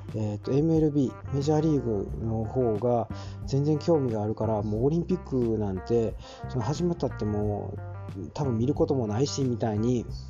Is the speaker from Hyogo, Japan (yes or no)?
yes; Hyogo, Japan; 私もちょっと兵庫県出身なもんでね